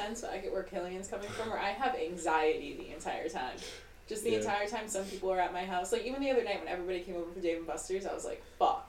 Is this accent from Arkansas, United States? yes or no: no; Wisconsin, United States; I'm from Wisconsin and from the same town